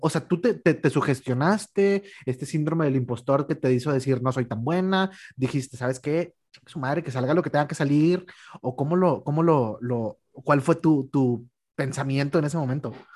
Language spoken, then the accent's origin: Spanish; Mexico; nosotros como mexicanos